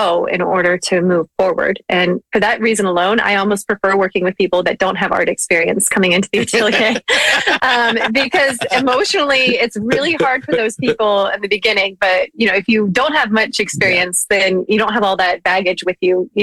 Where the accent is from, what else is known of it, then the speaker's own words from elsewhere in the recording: Ohio, United States; moved away; also born or lived in Seattle; I grew up in Ohio